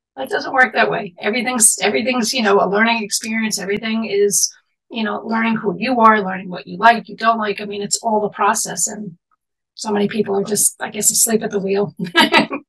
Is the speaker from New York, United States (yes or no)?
yes; New York City, New York, United States; I grew up in Manhattan in the city